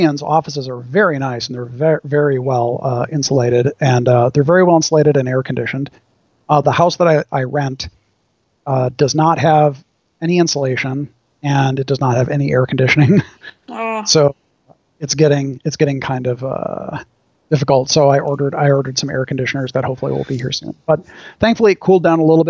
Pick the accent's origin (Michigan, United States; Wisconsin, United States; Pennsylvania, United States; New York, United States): Wisconsin, United States; now in Orange County, United States; my home state, Wisconsin